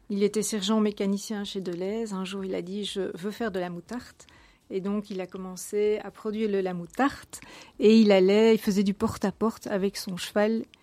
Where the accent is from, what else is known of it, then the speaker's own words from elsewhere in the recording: Ixelles, Brussels-Capital Region, Belgium; born there; Oui, je suis né à Bruxelles, je suis né à, Ixelles. Et bon, voilà, j'ai en fait habité jusqu'à mes trois ans chaussée de Gand, donc là où se trouvait la société.